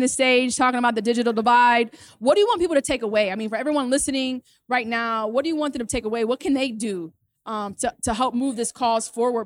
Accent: Cleveland, Ohio, United States; I'm from Cleveland

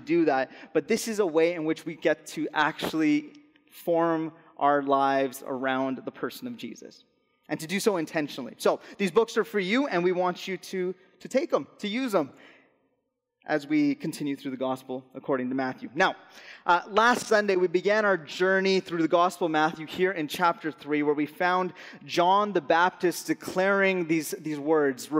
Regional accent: Alberta, Canada; moved away as an adult; I'm originally from Alberta. We moved out here in the summer of 2017.

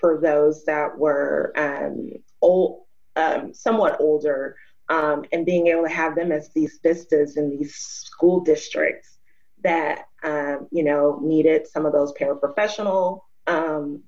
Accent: Arkansas, United States; moved away as an adult; also born or lived in Atlanta / Minnesota; I was from Arkansas

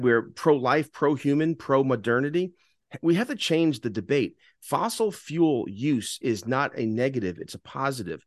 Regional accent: New York City, New York, United States; growing up in New York, we always had a gas stove

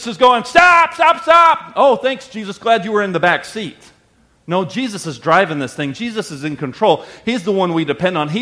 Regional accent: the South, United States; I grew up in the South

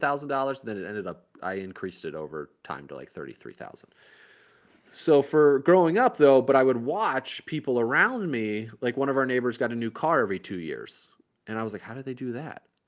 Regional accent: Indiana, United States; now in Miami, United States; growing up in Indiana

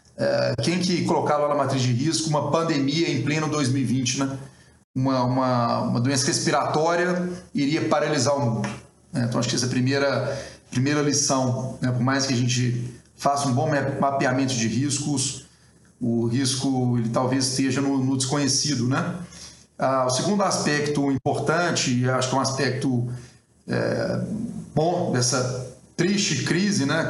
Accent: Brazil; como brasileiro

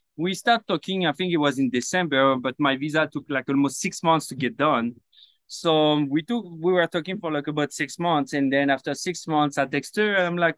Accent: Paris, Île-de-France, France; English is a second language; moved away as an adult; also born or lived in Brittany / Sydney, Australia; now in Los Angeles, United States; I grew up in Paris.

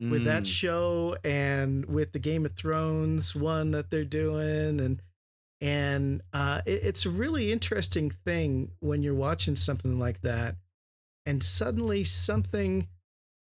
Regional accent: San Diego, California, United States; now in Boise, United States; I grew up in San Diego

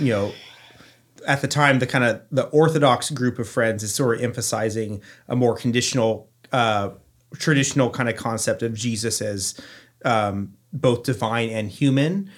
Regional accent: Newberg, Oregon, United States; growing up in Newburg

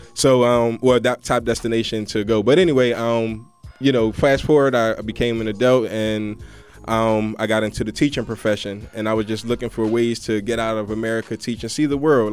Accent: Philadelphia, Pennsylvania, United States; I'm from Philadelphia

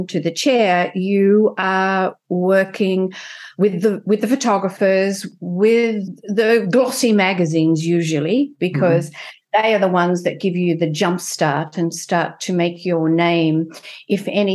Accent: Tasmania, Australia; accent: Australian; moved away as an adult; also born or lived in France / London; now in United States; I am Australian. But I'm also French now, after living in France for 25 years. But my heart belongs to Australia. So I guess by my accent, it's quite obvious that I'm Australian. I didn't lose it in France.

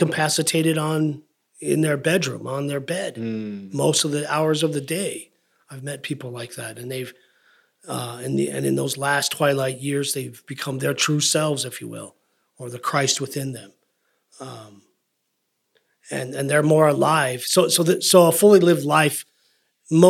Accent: United States; being an American, growing up in America

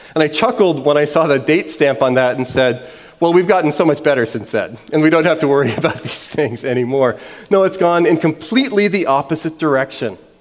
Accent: New Orleans, Louisiana, United States; I grew up in New Orleans

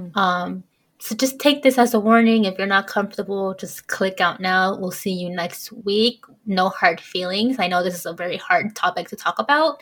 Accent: United States; I'm American

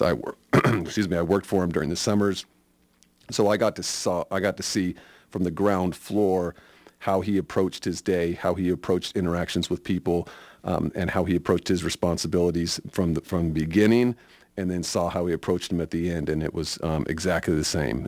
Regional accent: Sacramento, California, United States; also born or lived in Nevada County, California; I grew up in Sacramento, California, uh, born and raised there.

